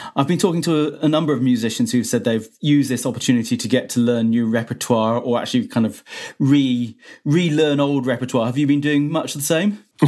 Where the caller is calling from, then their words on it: Cheltenham, South West England, United Kingdom; I'm I'm calling from from Cheltenham